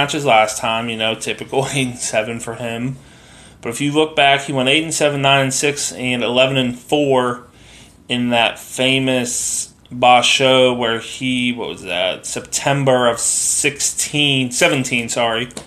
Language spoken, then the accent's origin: English; United States; I'm an American